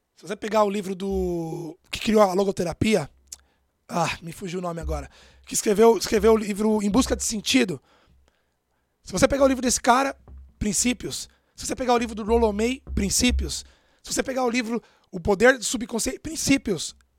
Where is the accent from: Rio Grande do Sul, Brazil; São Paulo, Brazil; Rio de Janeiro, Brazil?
São Paulo, Brazil; Eu nasci em Itaquera, na periferia de São Paulo, morava numa casa de dois cômodos